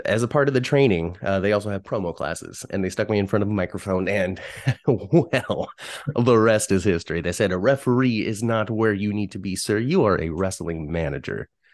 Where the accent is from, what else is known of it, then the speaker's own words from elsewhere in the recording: Union City, California, United States; I'm from the San Francisco Bay Area, grew up in Union City, California